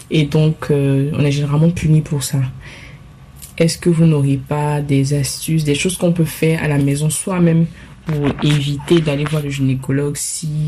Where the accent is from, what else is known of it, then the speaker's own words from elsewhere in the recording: Côte d’Ivoire; très grande fan de votre émission au passage. J'ai 23 ans et je suis originaire de la Côte d'Ivoire.